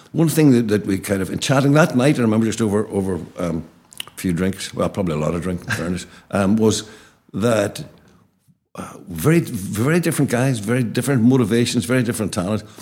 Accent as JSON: {"language": "English", "town": "Derry", "region": "Northern Ireland", "country": "United Kingdom", "tie": "born or raised there", "said": "our terrace house in Abercorn Terrace"}